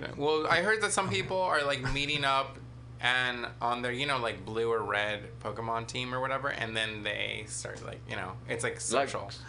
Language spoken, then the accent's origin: English; Daly City, California, United States; Daly City